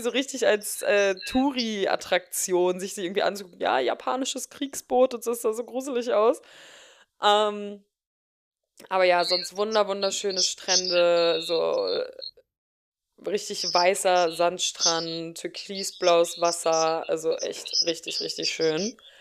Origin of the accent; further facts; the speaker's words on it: Germany; mit was für einem krassen Status wir halt auch äh, als Deutsche aufwachsen